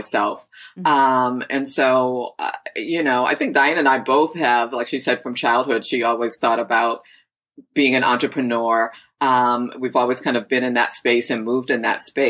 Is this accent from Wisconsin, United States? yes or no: no; Boston, Massachusetts, United States; moved away as an adult; also born or lived in Los Angeles; I actually am just moving back after 20 years of living